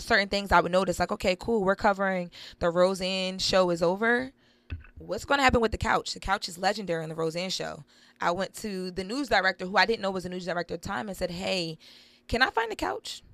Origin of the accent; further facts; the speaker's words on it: Wilmington, Delaware, United States; I'm from the inner city, I'm from Wilmington, Delaware